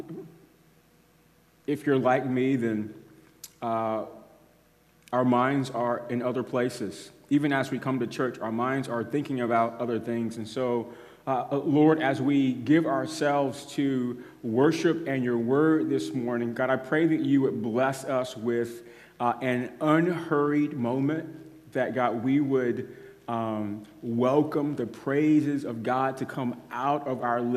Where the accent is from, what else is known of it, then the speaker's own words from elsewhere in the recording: United States; as American Christians